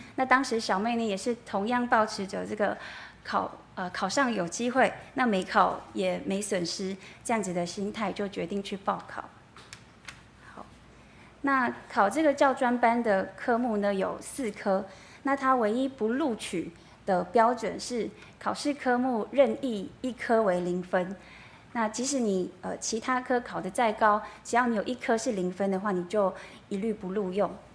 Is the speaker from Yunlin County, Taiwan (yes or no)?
no; Yilan, Yilan County, Taiwan; moved away as an adult; now in northern Taiwan; 我大学毕业之后呢，我就回到，呃，宜兰，哦，我是宜兰人，我就回到宜兰找工作